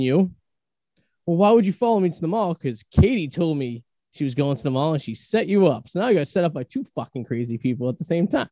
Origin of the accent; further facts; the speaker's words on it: Revere, Massachusetts, United States; also born or lived in East Boston; I'm from Revere